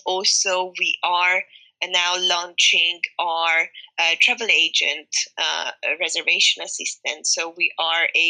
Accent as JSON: {"language": "English", "country": "Hungary", "said": "I'm from Hungary"}